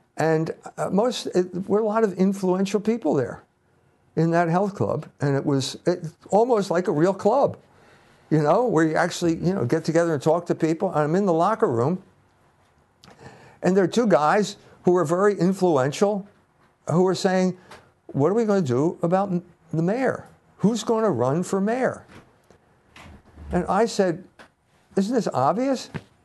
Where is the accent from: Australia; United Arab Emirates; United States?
United States; Philadelphia, Pennsylvania; You know, I had no illusions about small towns, or I came from Philadelphia.